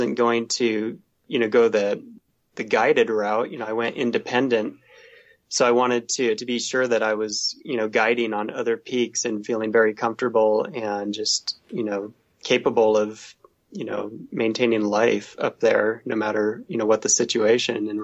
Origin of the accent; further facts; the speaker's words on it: Southern Oregon, United States; moved away; also born or lived in San Diego / Pacific Northwest; I grew up in Southern Oregon, so there's mountains there